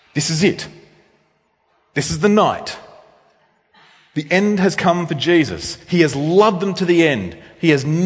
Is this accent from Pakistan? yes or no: no; Australia; I'm an Australian male.